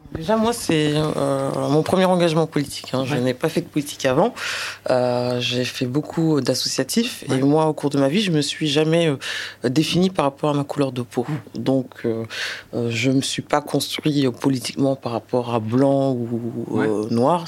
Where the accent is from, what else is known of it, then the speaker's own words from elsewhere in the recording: France; mes parents sont originaires du Sénégal. Le Sénégal était euh, un territoire d'outre-mer avant. Voilà, donc je suis né en France